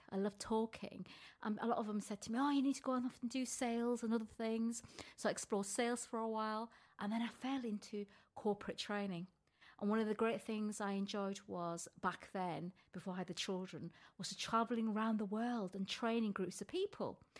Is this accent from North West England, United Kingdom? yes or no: yes; North West England, United Kingdom; because I came from Lancashire. I don't know if you can hear my